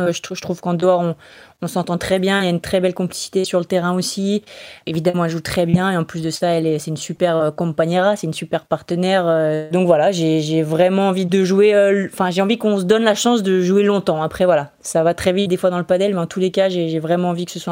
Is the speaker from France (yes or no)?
yes; France; mais pour nous en tant que Français, on sait à quel point euh, jouer à Roland c'est complètement mythique